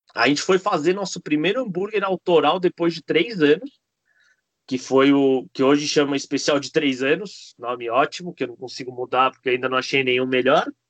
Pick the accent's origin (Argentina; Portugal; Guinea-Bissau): Argentina; now in Brazil; sou argentino, não nasci no Brasil. Vim para cá uh, porque meu pai veio abrir o um restaurante